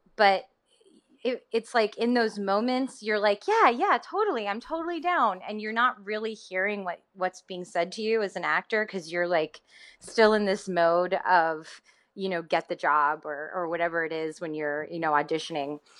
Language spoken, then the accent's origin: English; Tennessee, United States; I'm from Tennessee